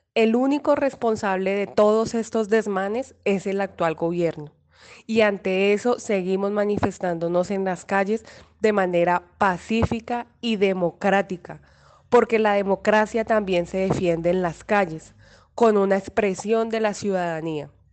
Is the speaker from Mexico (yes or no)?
no; Colombia; todos como colombianas y colombianos